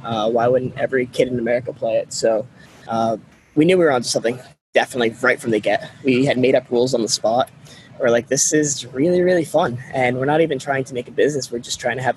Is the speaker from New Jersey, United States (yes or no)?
no; Connecticut, United States; moved away as an adult; now in Miami, United States; we grew up in Connecticut and it's super cold in there